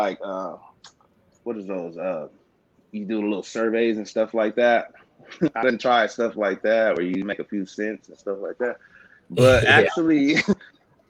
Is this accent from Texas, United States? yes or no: no; Stockton, California, United States; I'm from Stockton, California